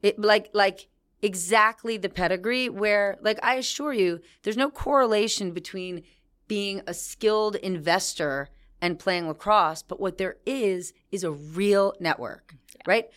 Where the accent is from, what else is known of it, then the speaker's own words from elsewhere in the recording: New Jersey, United States; I was from New Jersey.